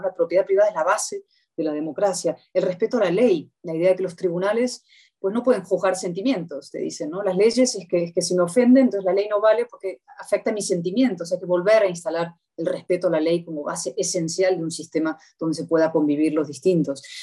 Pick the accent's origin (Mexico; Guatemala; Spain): Spain; como españoles